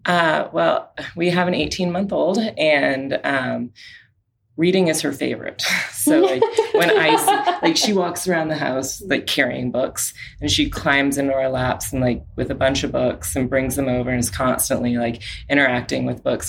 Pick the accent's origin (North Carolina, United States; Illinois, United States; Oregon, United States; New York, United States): Oregon, United States; Portland; from Portland, Oregon